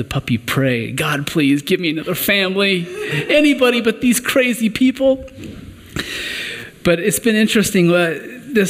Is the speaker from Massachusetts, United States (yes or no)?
no; Western Kansas, United States; now in Colorado Springs area, United States; I'm originally from Western Kansas